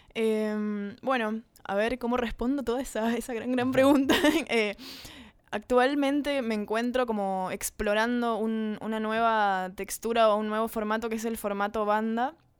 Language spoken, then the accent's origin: Spanish; Corrientes, Argentina; somos dos de Corrientes, dos correntinas